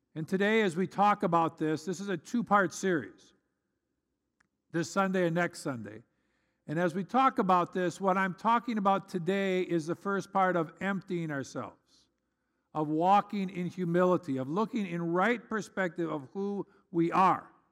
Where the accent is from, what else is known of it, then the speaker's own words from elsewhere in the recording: United States; as an American